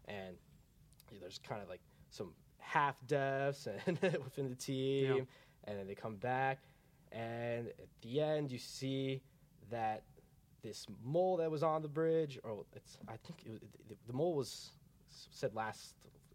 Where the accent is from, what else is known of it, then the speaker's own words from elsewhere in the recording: New Jersey, United States; accent: Jersey; I grew up in Central Jersey all my life.